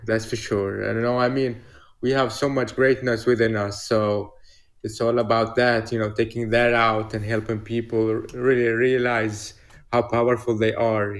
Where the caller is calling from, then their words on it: Stockholm, Stockholm County, Sweden; I'm calling from Stockholm, Sweden.